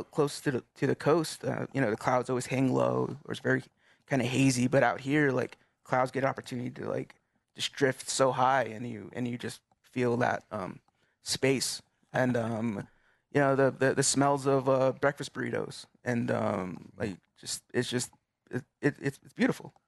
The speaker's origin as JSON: {"language": "English", "town": "Gallup", "region": "New Mexico", "country": "United States", "moved": "as an adult", "said": "being from from Gallup"}